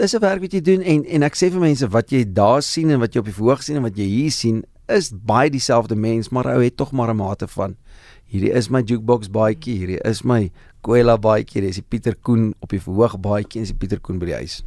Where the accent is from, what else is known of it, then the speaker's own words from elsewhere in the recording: Standerton, Mpumalanga, South Africa; moved away; ek het groot geword in Standerton, lekker platlandse dorpie daar in die ou Oos-Transvaal in Mpumalanga.